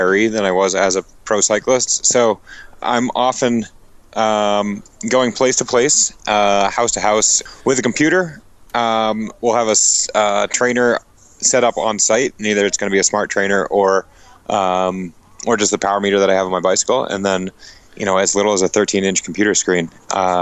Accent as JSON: {"language": "English", "region": "New England", "country": "United States", "said": "I'm from New England"}